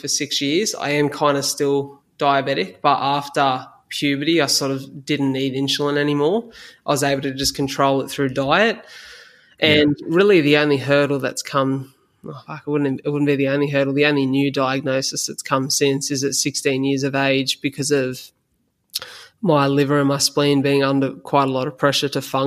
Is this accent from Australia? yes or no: yes; Australia; as an Aussie male